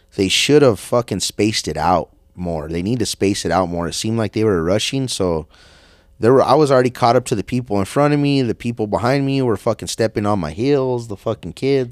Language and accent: English; United States; I'm American